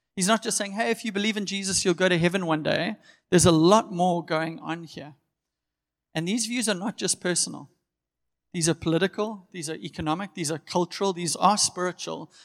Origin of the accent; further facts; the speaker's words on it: Durban, KwaZulu-Natal, South Africa; I'm born and bred in Durban. I've always lived here